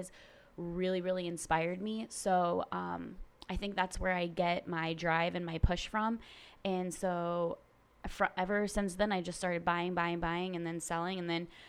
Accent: Naples, Florida, United States; I am a seventh-generation Floridian. I actually was born and raised in Naples, so I am native to this area

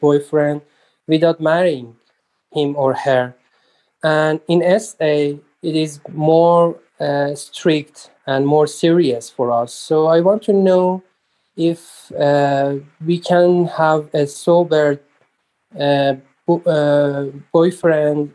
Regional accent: Iran; I'm recovering sexaholic from Iran

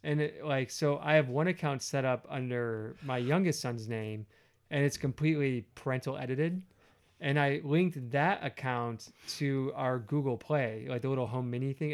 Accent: United States; I'm an American

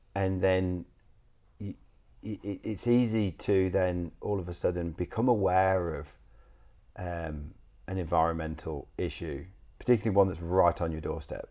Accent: England, United Kingdom; moved away; I'm from England

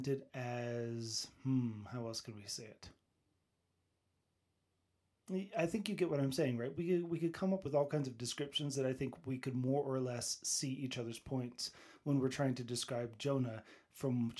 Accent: United States; I'm an American

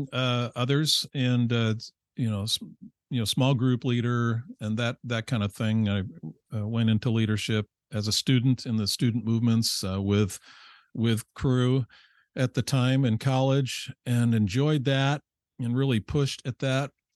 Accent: Rochester, New York, United States; I grew up in upstate New York, Rochester

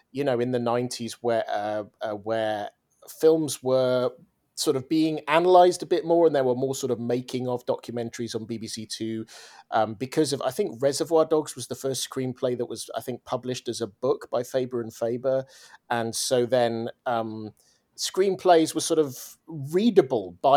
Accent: Swansea, Wales, United Kingdom; I am from Swansea in Wales in the UK. I'm a proud Welshman. I don't sound Welsh because my parents are English

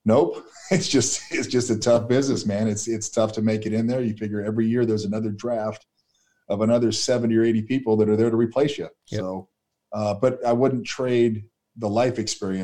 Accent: Chino Hills, California, United States; also born or lived in La Habra, California; I grew up in Chino Hills area.

